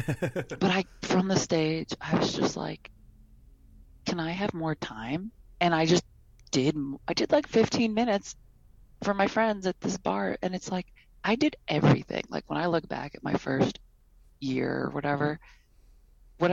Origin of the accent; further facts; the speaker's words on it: Detroit, Michigan, United States; moved away as an adult; now in San Francisco, United States; I'm from Detroit